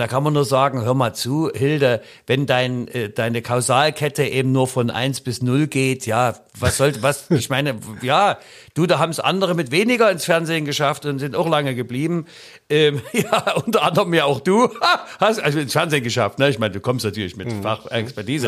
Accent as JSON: {"language": "German", "area": "the East", "region": "East Germany", "country": "Germany", "said": "komm ich eigentlich aus dem Osten"}